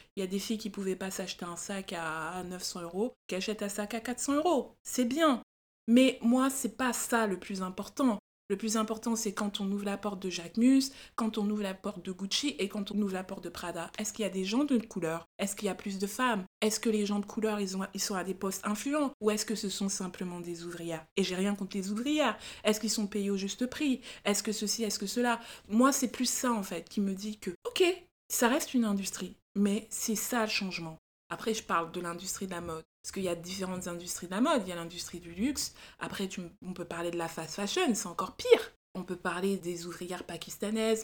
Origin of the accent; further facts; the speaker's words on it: France; on est française